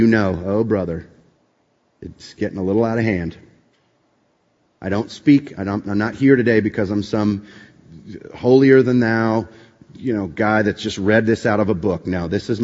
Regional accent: East Coast, United States; also born or lived in Boston, Massachusetts; I grew up on the East Coast, went to school at Boston College

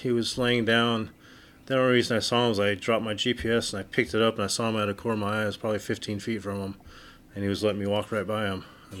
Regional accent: Oregon, United States; now in Yuma, United States; I've been here in Yuma for basically since 1995. I grew up in Oregon

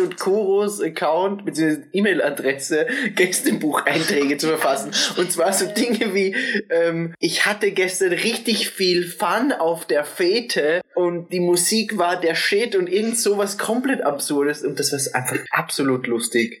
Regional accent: Austria; dass wir aus Österreich kommen

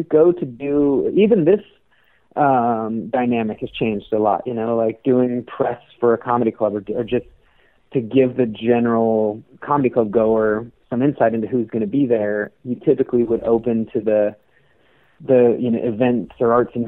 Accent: Reno, Nevada, United States; I'm from Reno.

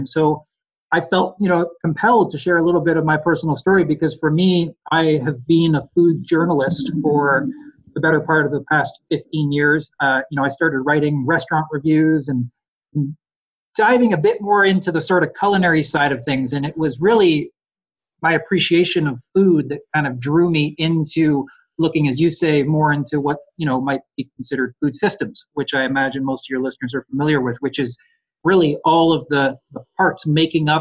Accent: Ontario, Canada; moved away as an adult; now in Nelson, Canada; I grew up in Ontario and came out here about 13, 14 years ago now.

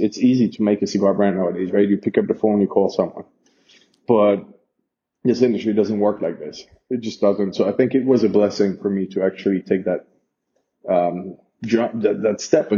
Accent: Geneva, Switzerland; moved away as an adult; now in Honduras; growing up in Geneva

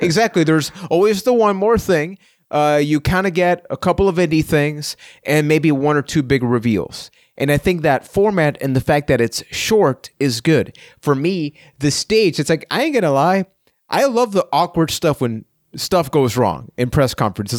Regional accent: Puerto Rico; I'm from Puerto Rico

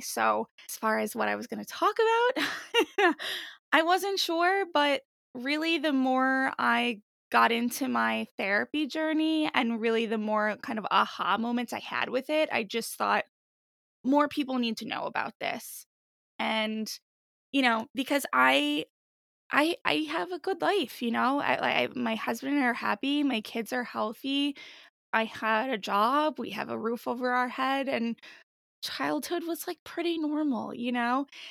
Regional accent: New Jersey, United States; also born or lived in Washington, D.C. / Boston; I'm born and raised here

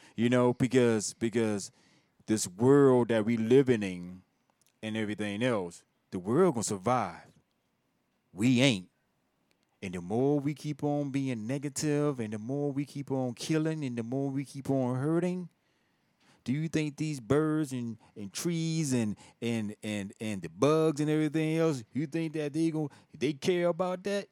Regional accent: Virginia, United States; I'm not from Richmond, Virginia, but I'm from from from Virginia

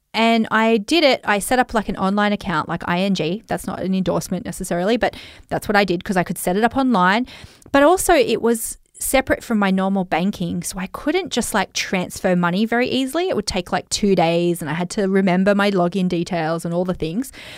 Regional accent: Australia; accent: Australian; I've got such an Australian accent

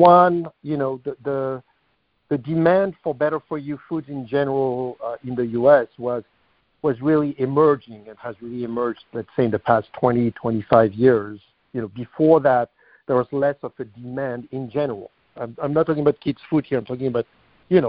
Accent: France; moved away as an adult; now in United States; I was born and raised in France

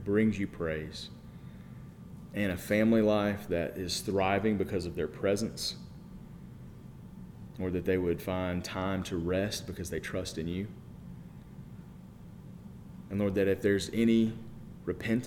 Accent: United States; We are American

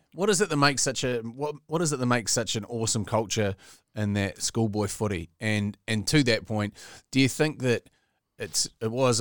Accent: the Bay, Bay of Plenty, New Zealand; growing up in the Bay

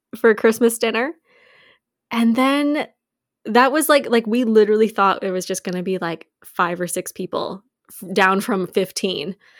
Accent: Canada; we're from Canada

